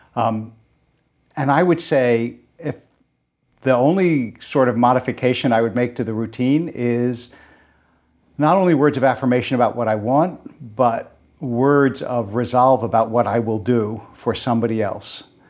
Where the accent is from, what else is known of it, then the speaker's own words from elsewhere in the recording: Philadelphia, Pennsylvania, United States; moved away; growing up in Philadelphia